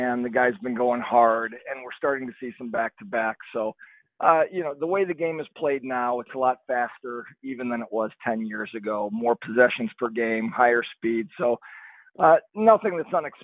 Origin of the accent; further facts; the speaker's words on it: Detroit, Michigan, United States; moved away; also born or lived in Denver; my hometown